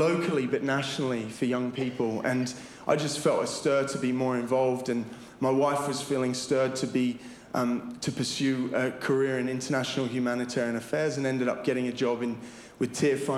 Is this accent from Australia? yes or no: yes; Sydney, New South Wales, Australia; now in United Kingdom; I'm from Sydney, Australia, and I was born there in 1987, to be exact. And I grew up in a Christian family